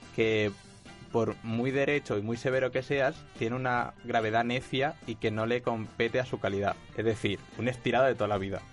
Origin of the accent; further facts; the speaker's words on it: Valencian Community, Spain; yo siendo valenciano